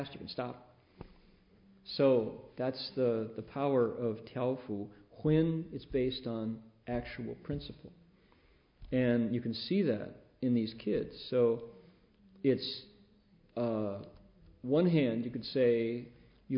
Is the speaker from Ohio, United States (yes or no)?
yes; Toledo, Ohio, United States; moved away; also born or lived in California; I was in the part of Ohio that has a big, big lake connected to it, Lake Erie, Toledo